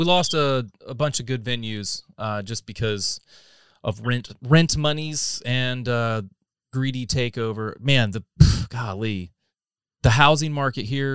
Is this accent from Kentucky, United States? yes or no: no; North Carolina, United States; moved away as an adult; now in Texas, United States; I'm not a native. I've been here for a decade, 11 years. I'm originally from North Carolina, so I'm an East Coast boy